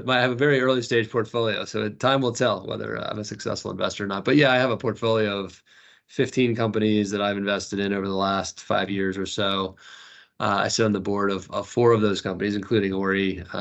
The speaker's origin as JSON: {"language": "English", "country": "United States", "accent": "American", "moved": "as an adult", "lives_now": "London, United Kingdom", "said": "my family lives in London, despite my American accent. Uh, yeah. We've been we've been here for 13 years. I came over here with the last business that I that I helped build, and um, so my wife and I are American, but both my kids are British."}